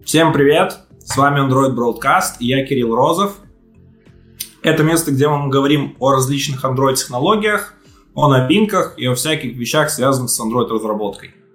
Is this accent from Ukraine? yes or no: no; Belarus; Я сам из Беларуси